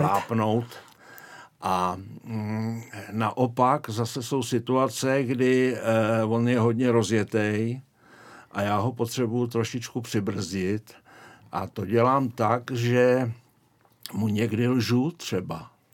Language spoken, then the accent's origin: Czech; Prague, Czechia; moved away as an adult; also born or lived in Šumava foothills (Podlesí); now in Šumava region, Czech Republic; já pocházím z Prahy, ale odstěhovali jsme se tam eh, už asi před 30 lety